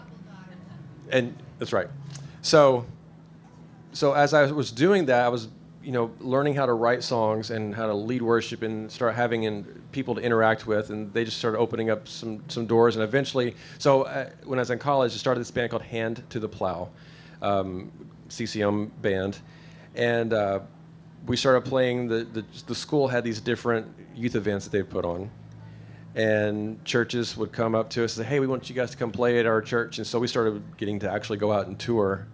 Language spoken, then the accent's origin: English; Paducah, Kentucky, United States; I grew up in Paducah, taking guitar lessons